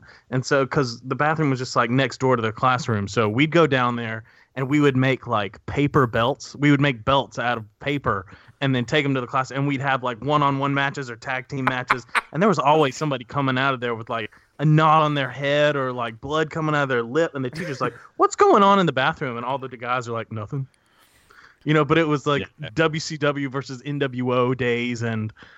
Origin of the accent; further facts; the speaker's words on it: the South, United States; we're from the South where, you know, you better be hunting or you better be into sports